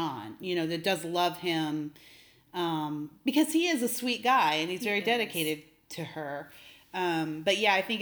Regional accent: Canada; I'm Canadian

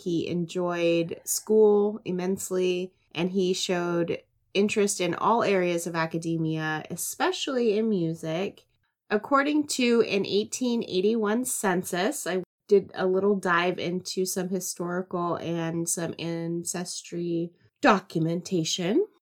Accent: the South, United States; accent: Southern; my Southern accent

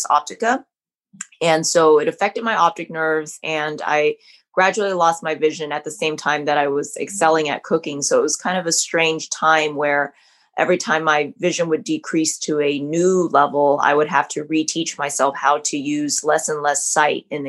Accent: Southern California, United States; I was born in Southern California. So I grew up eating a lot of great Vietnamese food

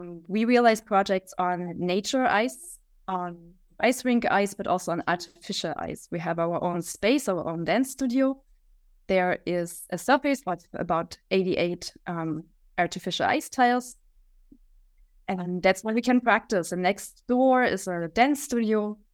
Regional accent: Leipzig, Saxony, Germany; from Germany, from Leipzig.

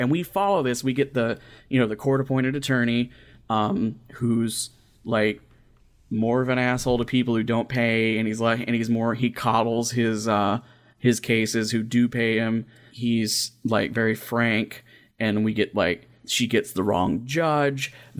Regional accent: Kentucky, United States; now in Indiana, United States; I'm from Kentucky and I live in Southern Indiana.

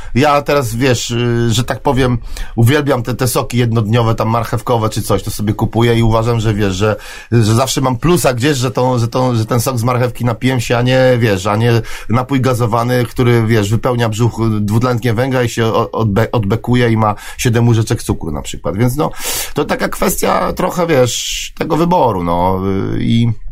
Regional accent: Poland; my jesteśmy raperzy z Polski

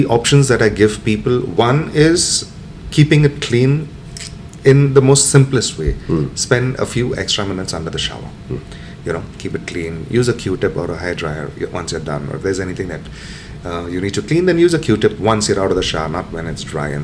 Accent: Mumbai, Maharashtra, India; I come from Mumbai

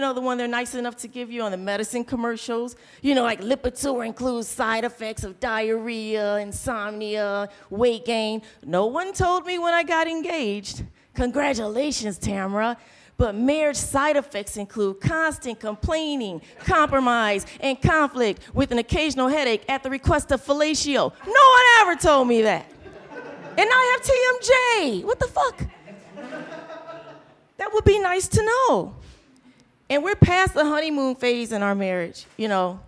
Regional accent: Detroit, Michigan, United States; I grew up in Detroit. And when I was little, we had 7-Eleven stores everywhere

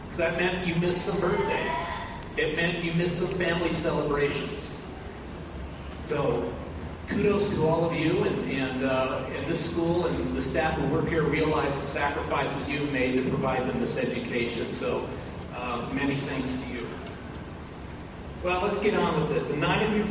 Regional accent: Pacific Northwest, United States; moved away as an adult; also born or lived in Washington; now in Kentucky, United States; I'm from the Pacific Northwest

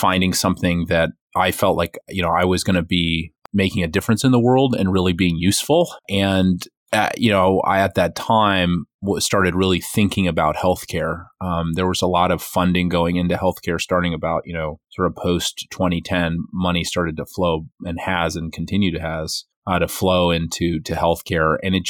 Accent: Western Massachusetts, United States; also born or lived in Boston; I'm, was born and raised in Western Massachusetts and went to college in Boston for electrical engineering

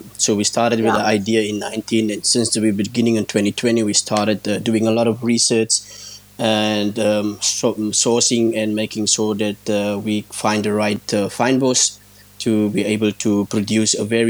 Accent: Stanford, Western Cape, South Africa; I'm from this area, born and raised in Stanford.

